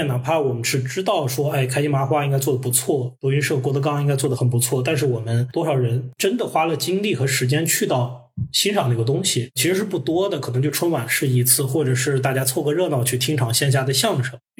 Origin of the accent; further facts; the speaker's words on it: Henan, China; 你说河南人偷井盖我们作为河南人，我们知道我们不是那样的，我们也多次跟大家打成一片。